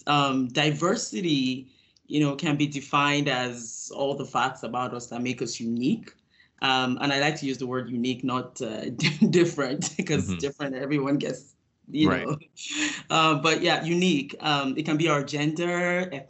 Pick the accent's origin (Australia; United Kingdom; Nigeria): Nigeria; moved away as an adult; now in United States; I grew up in Nigeria, West Africa, where I completed my high school education before coming to the United States